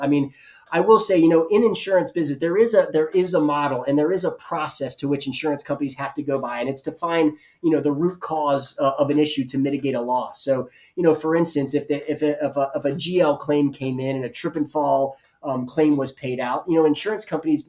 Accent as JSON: {"language": "English", "region": "the South", "country": "United States", "said": "I'm from the South. And so we have a particular understanding and idea of what barbecue is."}